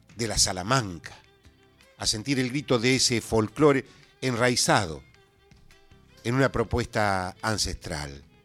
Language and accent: Spanish; Santiago del Estero, Argentina; nosotros los santiagueños